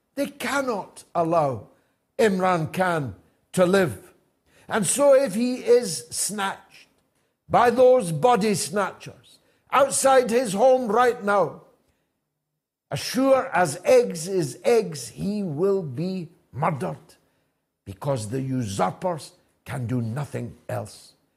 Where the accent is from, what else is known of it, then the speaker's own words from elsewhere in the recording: Dundee, Scotland, United Kingdom; my hometown of Dundee